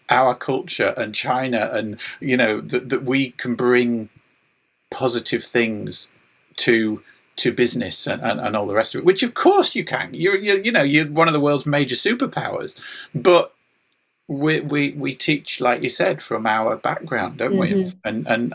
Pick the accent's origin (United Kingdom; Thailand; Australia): United Kingdom; England; I'm an English lad